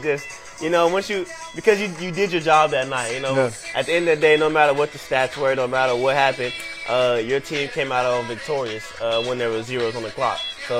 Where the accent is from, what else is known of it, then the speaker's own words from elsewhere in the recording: Dallas, Texas, United States; moved away as an adult; I'm from Dallas.